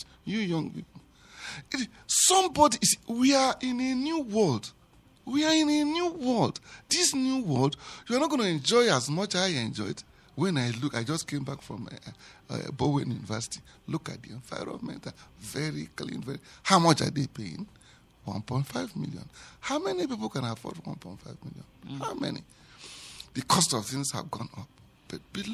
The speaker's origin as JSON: {"language": "English", "region": "Anambra", "country": "Nigeria", "moved": "yes", "lives_now": "Plateau State, Nigeria", "said": "I come from Anambra State"}